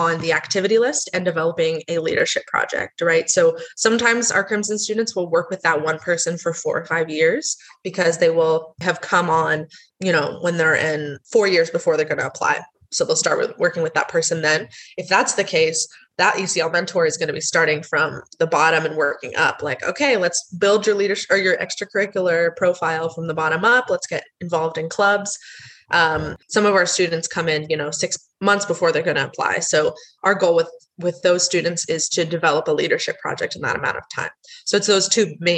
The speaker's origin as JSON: {"language": "English", "country": "United States", "said": "I am from the States, which you can probably tell from my accent"}